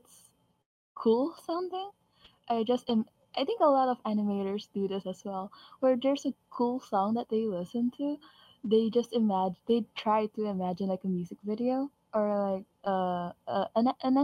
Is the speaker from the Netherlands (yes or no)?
no; Philippines; I'm Filipino